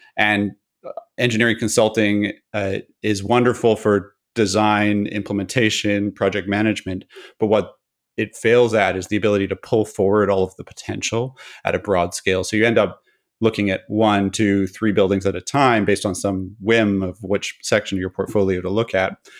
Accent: Pacific Northwest of Canada, British Columbia, Canada; I grew up in the Pacific Northwest of Canada

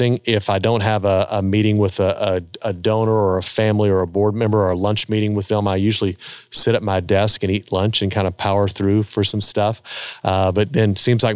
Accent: United States; growing up in America and kind of living the lifestyle we live here

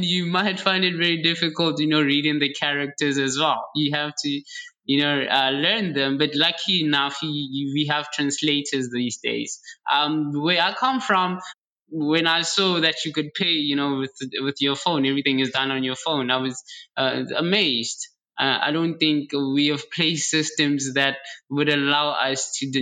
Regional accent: South Africa; now in China; I'm from Africa, I'm from South Africa, in fact.

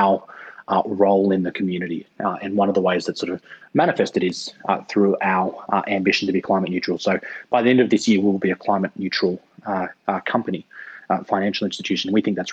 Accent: Sydney, New South Wales, Australia; I grew up in Sydney

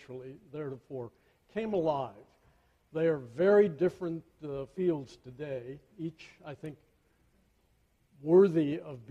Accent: Tennessee, United States; moved away as an adult; also born or lived in Chicago / Virginia; we're both from Tennessee

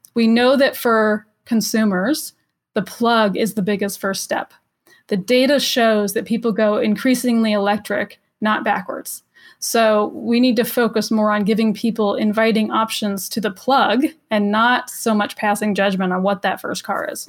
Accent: Los Angeles, California, United States; I'm from Los Angeles

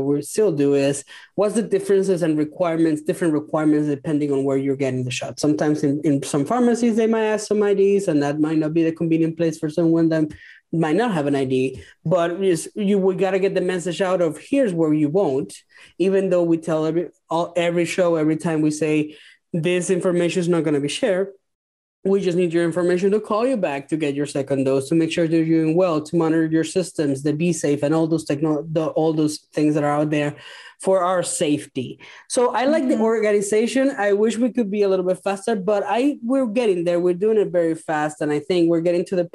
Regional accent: Venezuela; moved away as an adult; I'm from Venezuela.

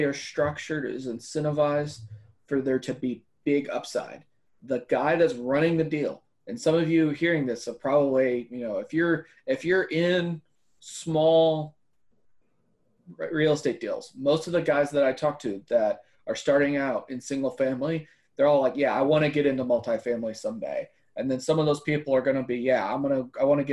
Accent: Central Texas, United States; I grew up in Central Texas. My family's lived in Central Texas for 150 years, pretty much

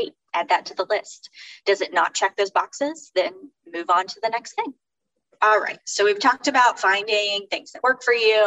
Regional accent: Fort Worth, Texas, United States; also born or lived in Houston area, Texas; now in Houston, United States; I'm from Fort Worth

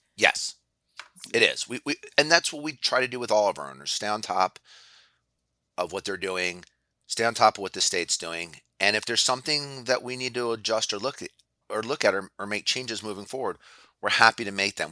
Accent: Philadelphia, Pennsylvania, United States; I grew up in Philadelphia

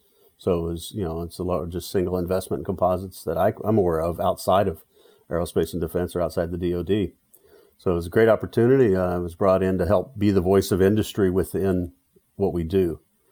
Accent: Texas, United States; I grew up in Texas in the shadow of the oil refining industry and the chemical industry, decided I want to be a chemical engineer.

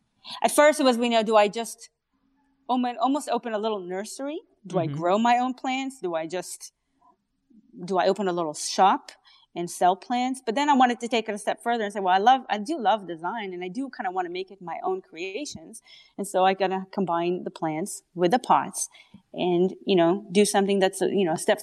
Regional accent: Israel; English is a second language; now in Canada; Yeah, I'm Canadian. yeah, Israeli and then Canadian. But I can't shake off the accent.

